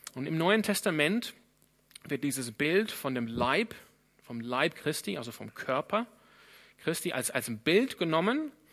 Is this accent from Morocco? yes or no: no; Sydney, New South Wales, Australia; German is a second language; now in Freiburg, Germany; Ich komme ursprünglich aus Sydney in Australien und bin einer der Pastoren hier.